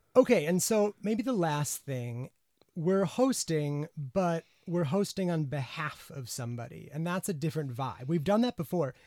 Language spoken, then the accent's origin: English; United States; now in United Kingdom; as an American